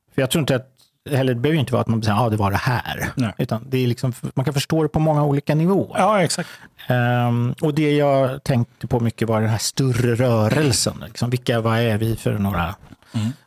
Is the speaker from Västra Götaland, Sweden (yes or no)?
no; Stockholm, Stockholm County, Sweden; jag är uppvuxen i Häsbygård